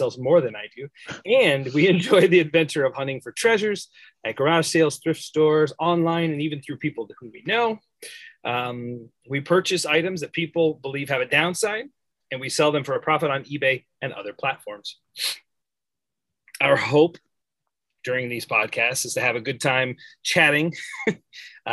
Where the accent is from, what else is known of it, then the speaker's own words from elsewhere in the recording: United States; because I'm from America.